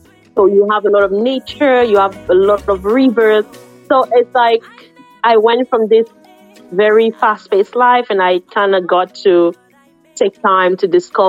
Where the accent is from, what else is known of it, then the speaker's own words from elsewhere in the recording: Yaoundé, Centre, Cameroon; also born or lived in Douala, Cameroon; now in Dominica; I was born in Cameroon. I actually grew up in Cameroon. I am from the south of the country. And although I was born in a different city, Douala, I lived in Yaoundé for a long time.